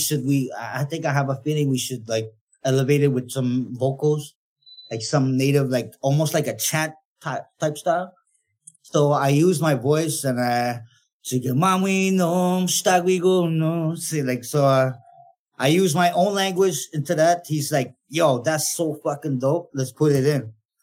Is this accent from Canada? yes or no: yes; Kawawachikamach, Quebec, Canada; first language Naskapi